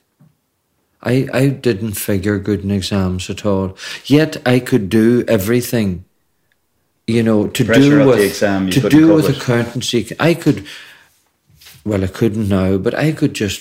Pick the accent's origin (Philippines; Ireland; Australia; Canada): Ireland; Kincasslagh, Ulster; We weren't from Dunlow, we were from Kincastle